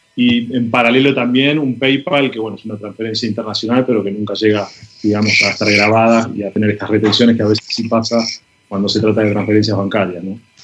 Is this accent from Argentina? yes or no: yes; Argentina; soy argentino, vivo en Buenos Aires